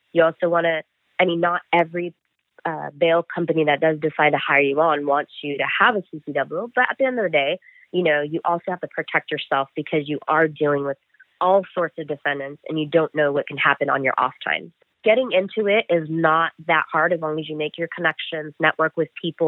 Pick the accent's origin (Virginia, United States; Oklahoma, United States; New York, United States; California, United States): California, United States; Stanislaus County; moved away; also born or lived in San Diego; born and raised in Stanislaus County